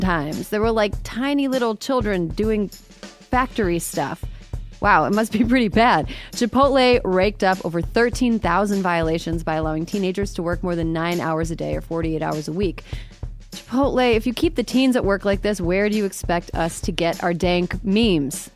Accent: Wisconsin, United States; moved away; I'm from Wisconsin

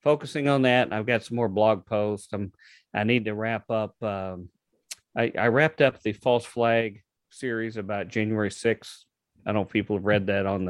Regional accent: Louisville, Kentucky, United States; my hometown of Louisville

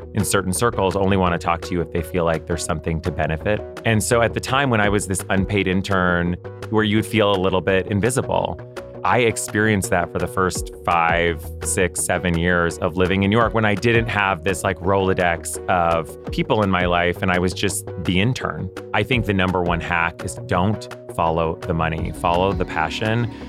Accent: Ottawa, Ontario, Canada; moved away; I grew up in Ottawa, Canada

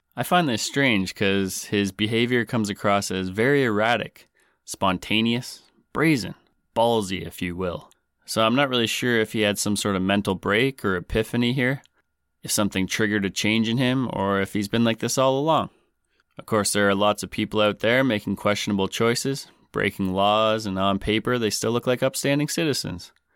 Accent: Canada; I'm your Canadian host

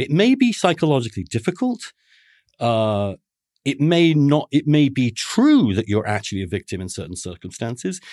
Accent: England, United Kingdom; now in New York, United States; I grew up a Catholic in England

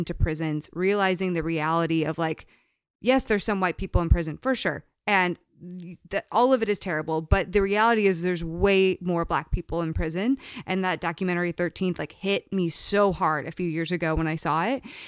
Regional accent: Connecticut, United States; I grew up in Connecticut

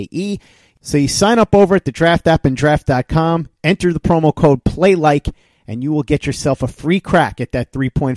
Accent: New York, United States; I'm a New Yorker

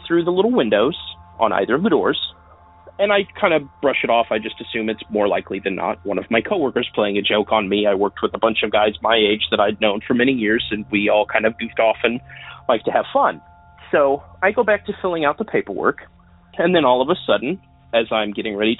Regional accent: southwestern Indiana, United States; I'm calling from southwestern Indiana

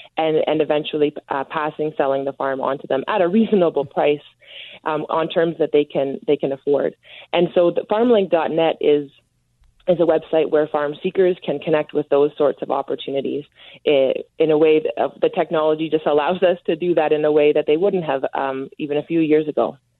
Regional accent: Ontario, Canada; I'm from Ontario

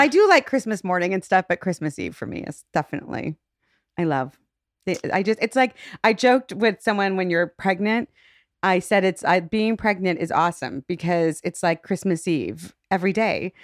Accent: Shaker Heights, Ohio, United States; I grew up in Shaker Heights

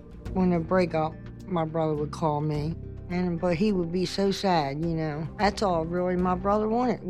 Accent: Baltimore, Maryland, United States; We grew up in Baltimore, Maryland.

